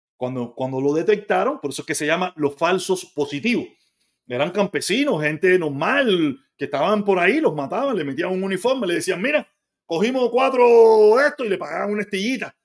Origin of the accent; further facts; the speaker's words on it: Havana, Cuba; moved away as an adult; now in Florida, United States; Yo soy habanero de pura cepa